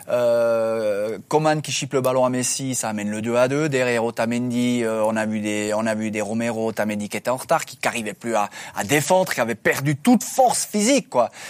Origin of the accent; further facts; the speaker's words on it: Switzerland; nous, on est Suisse